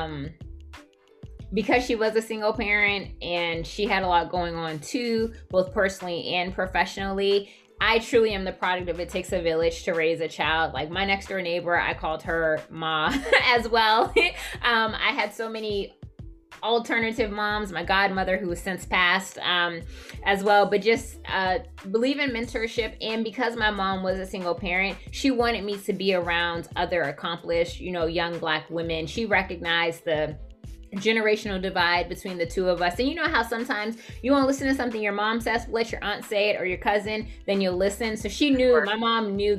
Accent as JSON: {"language": "English", "town": "Boston", "region": "Massachusetts", "country": "United States", "tie": "born or raised there", "also_born_or_lived": "Atlanta / Washington, D.C. / Baltimore", "said": "growing up in Boston"}